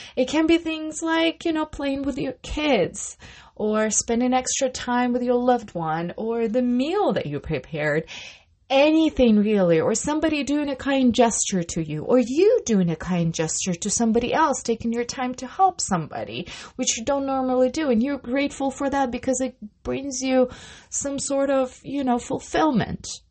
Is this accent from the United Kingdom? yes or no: no; Russia; moved away; I come from Russia